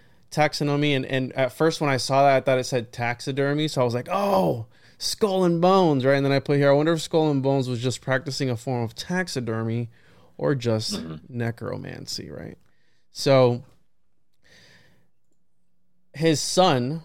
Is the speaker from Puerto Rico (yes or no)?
yes; Puerto Rico; I was born in Puerto Rico